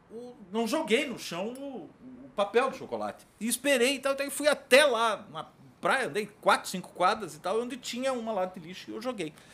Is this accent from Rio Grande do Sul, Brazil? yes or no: no; Bahia, Brazil; Eu sou da Bahia e eu moro aqui por causa do turismo, eu trabalho com turismo.